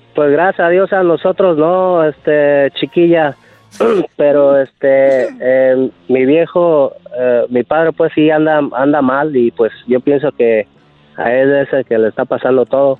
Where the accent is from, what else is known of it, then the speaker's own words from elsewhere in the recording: Lázaro Cárdenas, Michoacán, Mexico; yo tenía unos nueve años, diez años y este, y nosotros éramos de, bueno, somos de ahí de Lázaro Cárdenas, Michoacán.